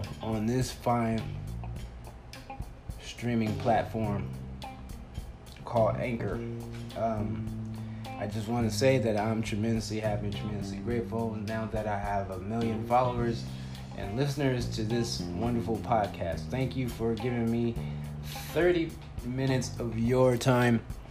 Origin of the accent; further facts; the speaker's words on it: Compton, California, United States; now in Phoenix, United States; I'm a 9-year comedian in Phoenix, Arizona, but I'm originally from the Compton, California area